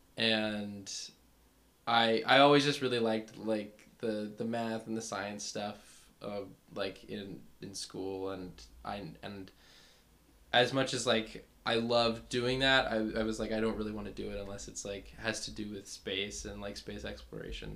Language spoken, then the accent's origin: English; Fairfield, California, United States; I'm from the middle of nowhere, California